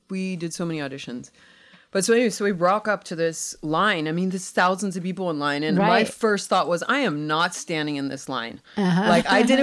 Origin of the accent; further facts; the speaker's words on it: California, United States; I'm from California